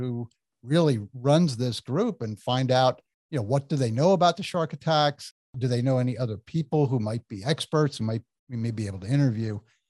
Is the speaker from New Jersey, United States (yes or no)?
yes; New Jersey, United States; I'm from New Jersey and I have been to Tennessee.